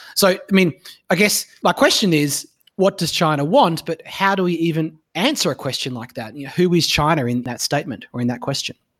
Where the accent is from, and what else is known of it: Australia